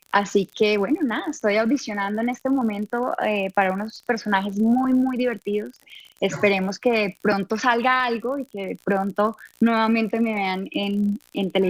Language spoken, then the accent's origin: Spanish; Bucaramanga, Santander, Colombia; now in Bogotá, Colombia; Eh, cuando yo salí de Bucaramanga, nadie daba un peso por mí. Eh, todo el mundo me decía, estás loca, que te vas a ir a Bogotá